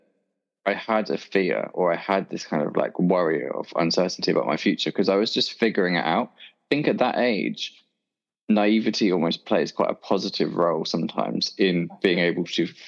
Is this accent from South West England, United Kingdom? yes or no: yes; Dorset, South West England, United Kingdom; moved away as an adult; now in London, United Kingdom; I grew up in Dorset, and I left Dorset when I was about 18. So yeah, spent the whole of my life there